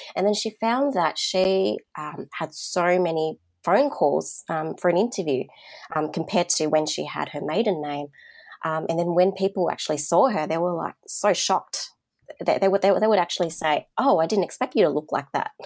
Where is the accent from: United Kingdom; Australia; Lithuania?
Australia; Sydney, New South Wales; growing up in the southwest of Sydney, which is home to the most diverse communities in Australia